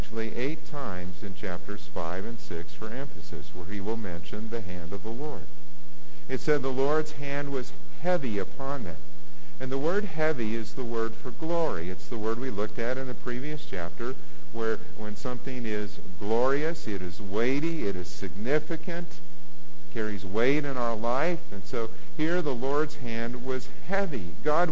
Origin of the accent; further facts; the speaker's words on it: Warren, United States; I'm at the park in Warren in my hometown